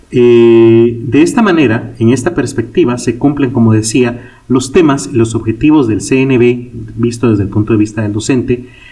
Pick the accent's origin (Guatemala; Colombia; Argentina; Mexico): Guatemala; en mi país, Guatemala